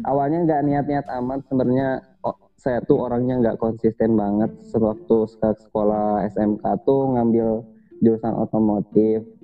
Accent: Indonesia; born or raised there; moved away as an adult

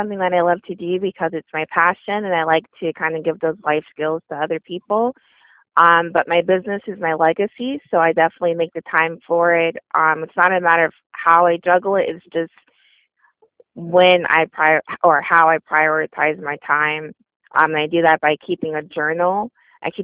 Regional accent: Orlando, Florida, United States; I'm from Orlando, Florida

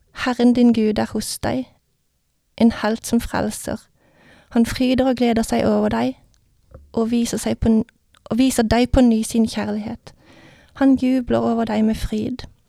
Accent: Vennesla, Agder, Norway; Jeg vokste opp i Vennesla

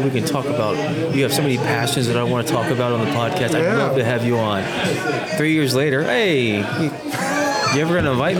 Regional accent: Fort Worth, Texas, United States; moved away as an adult; also born or lived in Orlando, Florida; now in Houston, United States; I always knew that I was going to come back home to Texas.

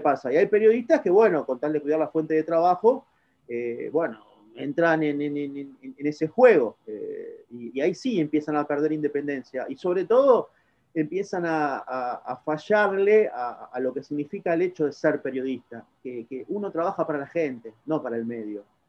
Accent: Argentina; Soy argentino y de repente trabajé muchos años de periodista

